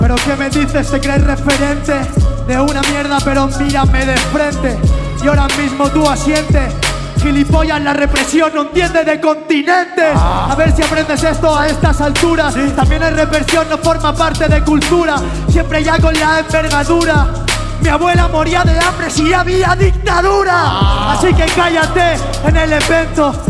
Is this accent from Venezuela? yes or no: no; Spain; nosotros a La Rioja